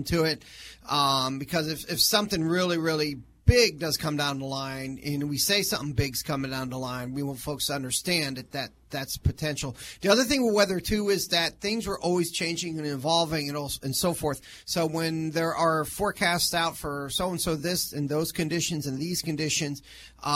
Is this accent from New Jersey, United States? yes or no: no; Massachusetts, United States; now in Flagler County, United States; I'm originally from Massachusetts